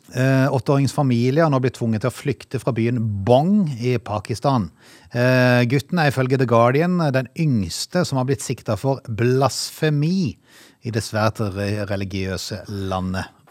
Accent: Norway; vi har vokst opp i Norge

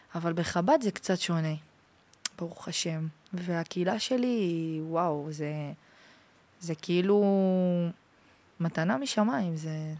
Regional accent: France; now in Israel; נולדתי בצרפת, שמונה דורות

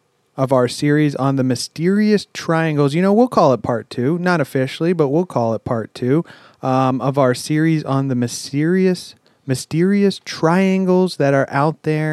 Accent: United States; we are from America

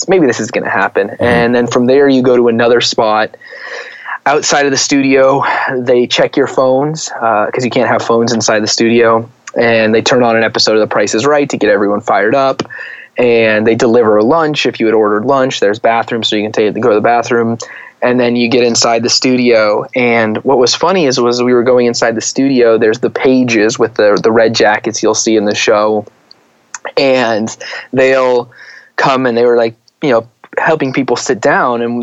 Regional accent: Arizona, United States; moved away; I'm from Arizona originally.

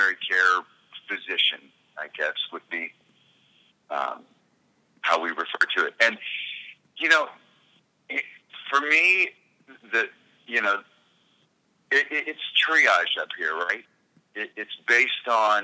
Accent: United States; moved away as an adult; now in Canada; I live in this beautiful little bubble up here, even as an American citizen and an expat in a sense.

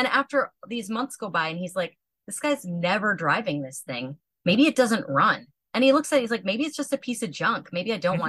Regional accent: Oregon, United States; I eventually started talking about my llama farm and growing up in Oregon

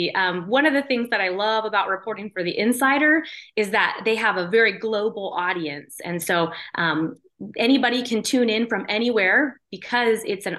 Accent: Anchorage, Alaska, United States; So I'm from Alaska. I grew up in Anchorage

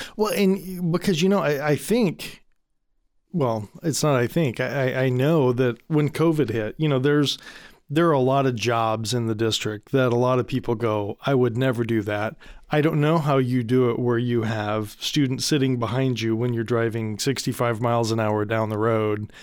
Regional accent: Michigan, United States; so I grew up in Michigan, right?

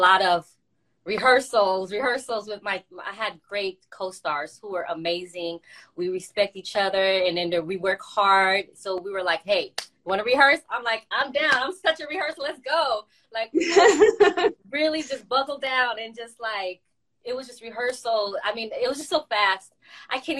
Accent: Boston, Massachusetts, United States; also born or lived in Haiti; I was born in Boston. Went out there when I was 2 years old to like 6 or 7.

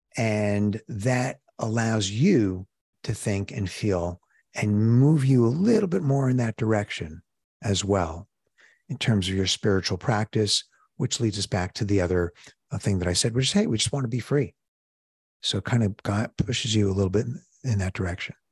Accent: New York City, New York, United States; moved away as an adult; now in Chicago, United States; I'm from Brooklyn

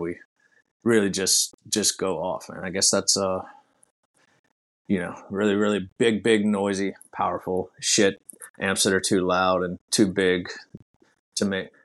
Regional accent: New Orleans, Baton Rouge, Louisiana, United States; we're from New Orleans, Baton Rouge, like those pretty much like sister cities here

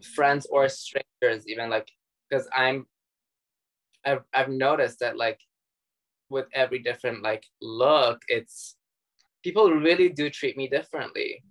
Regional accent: Dubai, United Arab Emirates; also born or lived in Iran; I was born in Iran and then we grew up in Dubai together.

